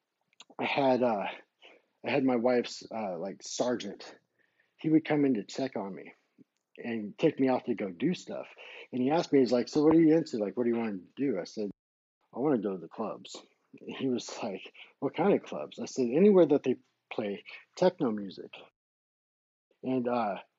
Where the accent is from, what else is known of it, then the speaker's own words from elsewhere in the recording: United States; also born or lived in Colorado Springs, Colorado; I'm an American DJ